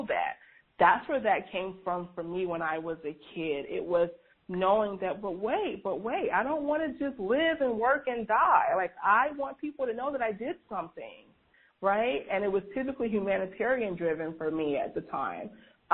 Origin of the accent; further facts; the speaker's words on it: Georgia, United States; as a kid growing up in the Deep South in a, you know, very racially tense, even in my generation, there was a lot of racial tension growing up in Georgia